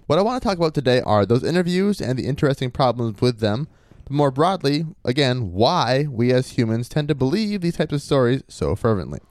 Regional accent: Maine, United States; I was from Maine

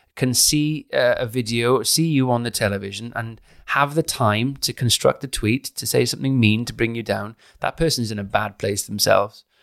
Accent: Caerphilly, Wales, United Kingdom; now in London, United Kingdom; I'm from Caerphilly.

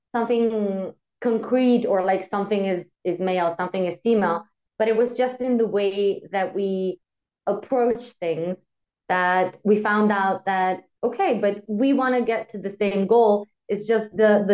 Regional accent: Slovenia; now in Austria; I am from Slovenia, but I live in Austria

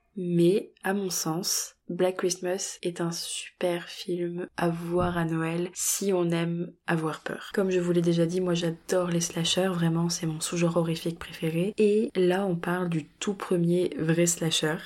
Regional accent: France; chez nous en France

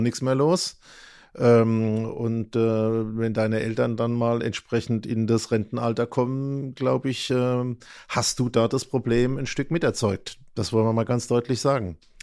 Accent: Germany; Nicht in Mannheim, aber fast. Also, also ich bin eigentlich in der Region geblieben von Beginn an bis heute

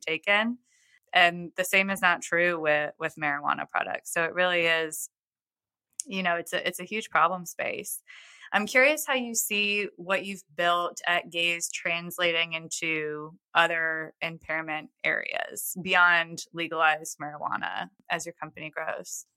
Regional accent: New York, United States; now in Nashville, United States; I'm from New York originally

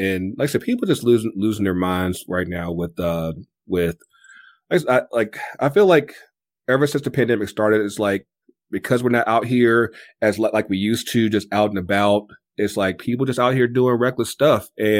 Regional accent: United States; moved away; also born or lived in North Carolina / Virginia; growing up in North Carolina and in Virginia

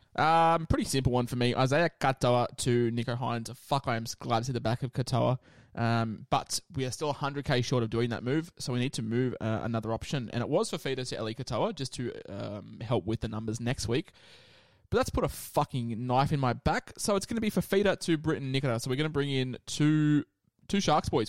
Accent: Queensland, Australia; as a Queenslander myself

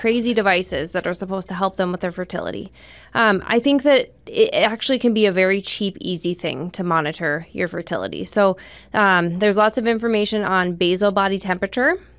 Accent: Rapid City, South Dakota, United States; also born or lived in Spearfish, South Dakota; I'm from Rapid City

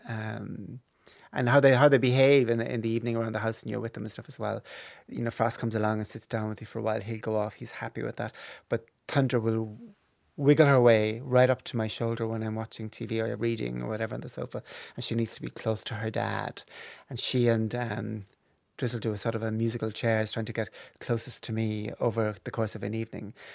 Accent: Cork, Munster, Ireland; growing up in Cork

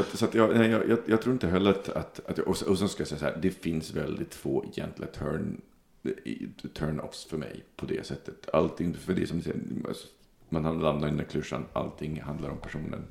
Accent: Sweden; identitetsmässigt är jag svensk, så jag säger svensk.

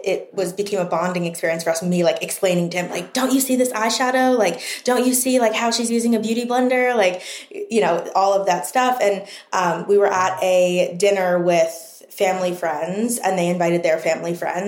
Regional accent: East Coast, living at home in Maryland, United States; moved away as an adult; also born or lived in New York, United States; now in Los Angeles, United States; Coming from the East Coast, growing up on the East Coast, so many of my friends were there

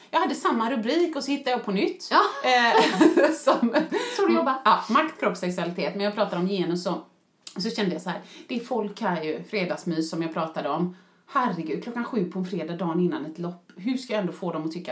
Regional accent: Sweden; Och du vet, vi är ändå svenskar, så jag såg väl vissa där.

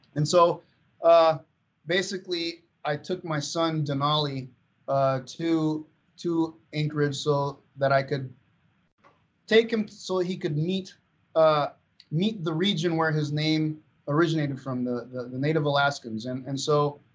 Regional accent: Venezuela; moved away; growing up in Venezuela

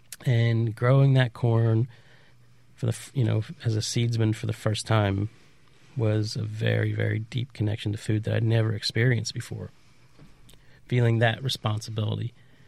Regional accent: Appalachia, United States; also born or lived in Low Country; And so I grew up in Appalachia and spent a huge chunk of my life in the Low Country.

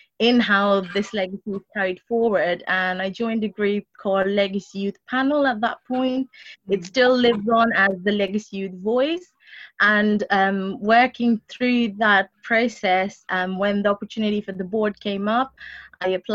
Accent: London, United Kingdom; I grew up in Walden Forest

